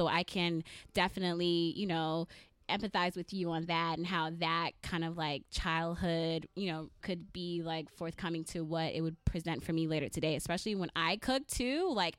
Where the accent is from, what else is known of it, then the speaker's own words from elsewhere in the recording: Saint Kitts, St. Kitts & Nevis; Two of us here, we're from the islands. I'm from St. Kitts. Growing up, you know, I spent, I guess, maybe 11 years of my life in St. Kitts.